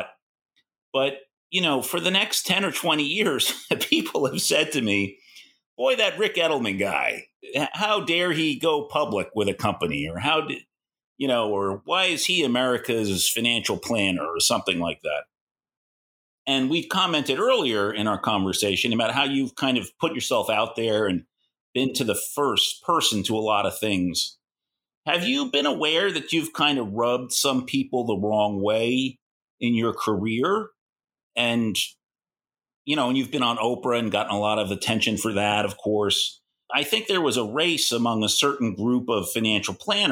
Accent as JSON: {"language": "English", "region": "New York", "country": "United States", "said": "I'm a New Yorker"}